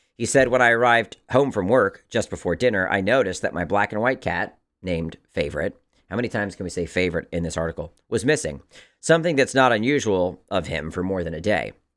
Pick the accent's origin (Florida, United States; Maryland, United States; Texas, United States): Maryland, United States; growing up in Maryland